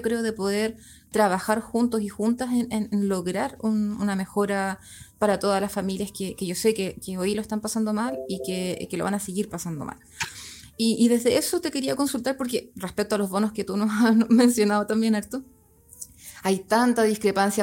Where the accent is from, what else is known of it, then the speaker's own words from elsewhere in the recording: Chile; teníamos como, como familia chilena